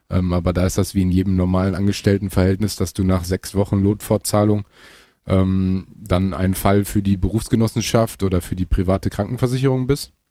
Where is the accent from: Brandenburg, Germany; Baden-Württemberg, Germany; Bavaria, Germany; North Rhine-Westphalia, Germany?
North Rhine-Westphalia, Germany; Münster; ich komme ja selber aus Münster, ähm, was so circa 35, 40 Minuten von Gelsenkirchen entfernt ist.